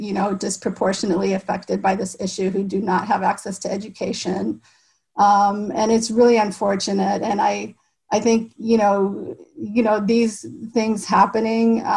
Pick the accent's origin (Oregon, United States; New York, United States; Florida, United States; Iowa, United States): Iowa, United States; I grew up in Iowa